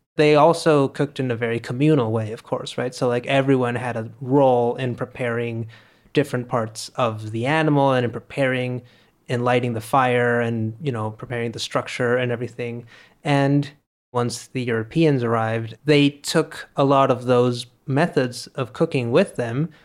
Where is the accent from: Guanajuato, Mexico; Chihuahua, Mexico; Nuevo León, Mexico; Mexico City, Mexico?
Nuevo León, Mexico; Monterrey; We're recording this in Monterrey, in my hometown